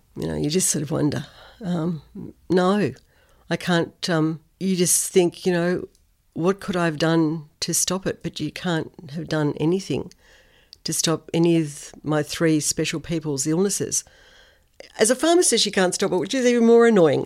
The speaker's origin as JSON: {"language": "English", "town": "Sydney", "region": "New South Wales", "country": "Australia", "tie": "born or raised there", "also_born_or_lived": "Tamworth", "moved": "as an adult", "lives_now": "Noosa, Australia", "said": "I grew up in Sydney. So Sydney was my hometown"}